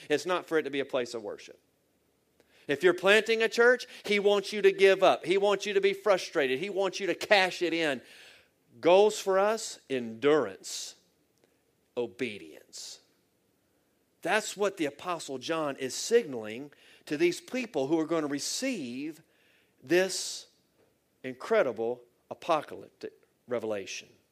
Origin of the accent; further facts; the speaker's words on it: Virginia, United States; I'm from Virginia and I live about two hours south of Washington, D.C.